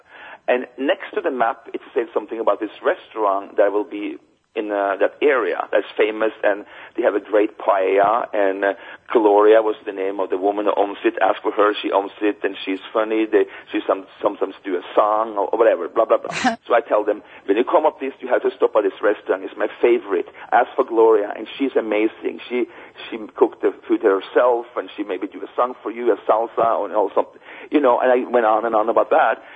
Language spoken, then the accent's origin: English; Norway; moved away as an adult; growing up in Norway